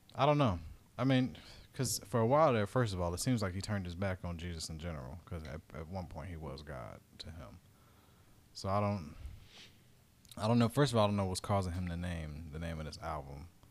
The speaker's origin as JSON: {"language": "English", "town": "Dayton", "region": "Ohio", "country": "United States", "tie": "born or raised there", "said": "my hometown in Dayton"}